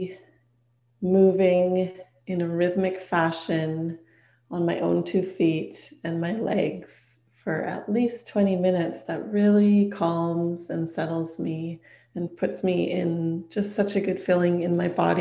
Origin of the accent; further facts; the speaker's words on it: Whitehorse, Yukon, Canada; moved away; the Yukon, where I was born and raised, is above British Columbia and beside Alaska